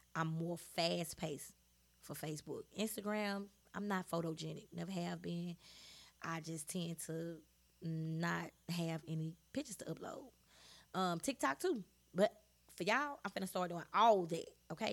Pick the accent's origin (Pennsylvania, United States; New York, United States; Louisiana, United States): Louisiana, United States; Shreveport; I am from Shreveport, Louisiana.